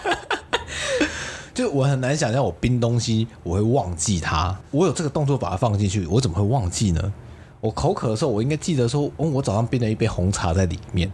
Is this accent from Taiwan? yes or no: yes; Kaohsiung, Taiwan; moved away; also born or lived in Tainan; 身为高雄人的话，我真的算耐热